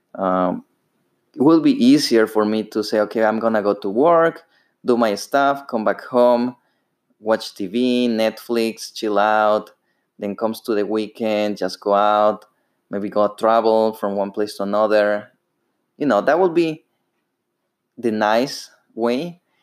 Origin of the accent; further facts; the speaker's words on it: Ecuador; English is a second language; moved away as an adult; now in United States; As you may hear, I have a, an accent. Uh, I'm actually from Ecuador. I lived over there for 21 years